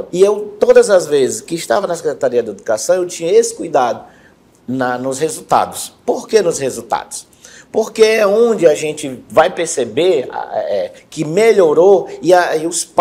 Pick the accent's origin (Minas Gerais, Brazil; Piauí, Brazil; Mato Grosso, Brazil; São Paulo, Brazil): Piauí, Brazil; now in Quari, Brazil; sou, sou piauiense, é, morei bastante tempo em outro município e há 13 anos atrás conheci Quari né, e me apaixonei pela terra.